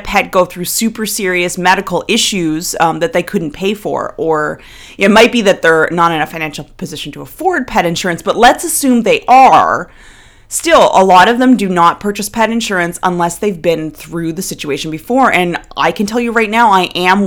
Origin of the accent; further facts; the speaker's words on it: Nova Scotia, Canada; moved away; I'm originally from the Maritimes of Canada. I'm originally from Nova Scotia.